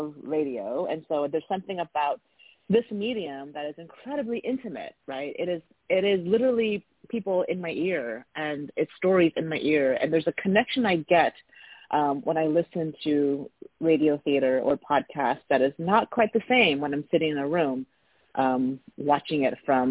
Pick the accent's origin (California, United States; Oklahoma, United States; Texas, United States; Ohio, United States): California, United States; San Francisco Bay Area; also born or lived in Taiwan; growing up in the Bay Area